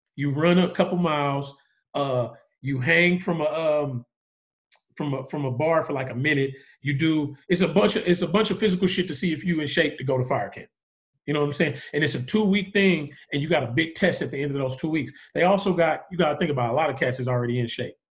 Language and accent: English; the Bay Area, California, United States; I'm from the Bay